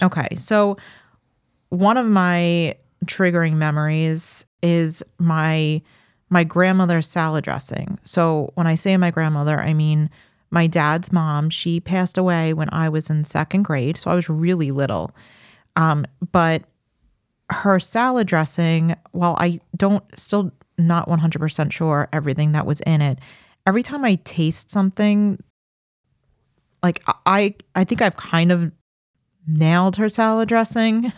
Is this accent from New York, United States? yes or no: yes; Farmingdale, New York, United States; I grew up in Farmingdale.